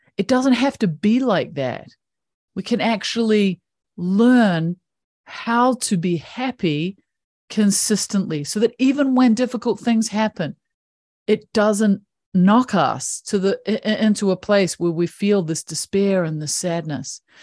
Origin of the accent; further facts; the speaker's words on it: New Zealand; I have this funky little accent that comes from one of the most beautiful countries in the world. I grew up in New Zealand